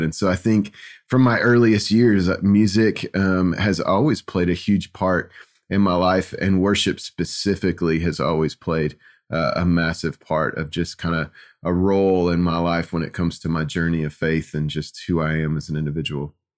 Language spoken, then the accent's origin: English; Kansas City, United States; growing up in Kansas City